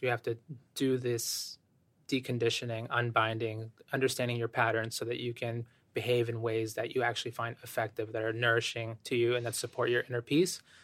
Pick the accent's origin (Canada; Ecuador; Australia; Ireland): Ecuador; moved away; I have an immigrant background. I was born in Ecuador.